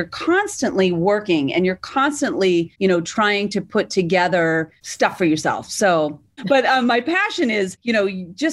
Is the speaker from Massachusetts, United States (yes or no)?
yes; Massachusetts, United States; I was from Massachusetts